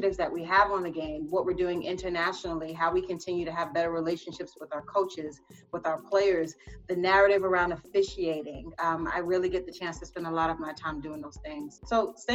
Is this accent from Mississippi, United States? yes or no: no; New York City, New York, United States; growing up here in New York City, I come from Caribbean and American roots